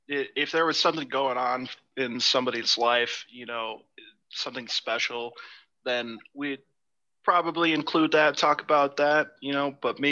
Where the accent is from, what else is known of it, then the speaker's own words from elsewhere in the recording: California, United States; I grew up a Raiders fan, but they abandoned my hometown twice.